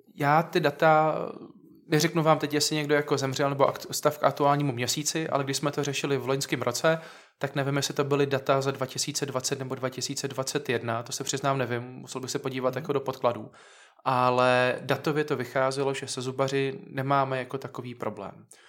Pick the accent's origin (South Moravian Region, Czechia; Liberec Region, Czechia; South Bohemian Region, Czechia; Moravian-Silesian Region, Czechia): South Moravian Region, Czechia; Hradiště?; also born or lived in Znojmo, Czech Republic; já jsem taky z Havradníku